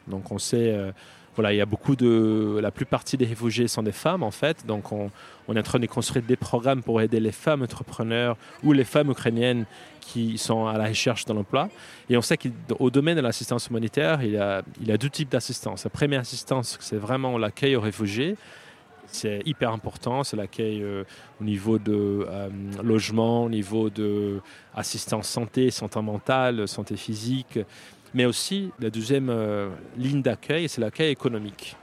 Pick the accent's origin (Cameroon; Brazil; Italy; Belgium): Brazil; French is a second language; moved away as an adult; now in Paris, France; je suis brésilien